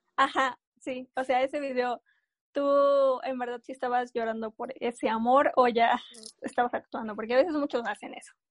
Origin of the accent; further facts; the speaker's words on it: San Juan del Río, Querétaro, Mexico; nosotros somos de San Juan del Río, Querétaro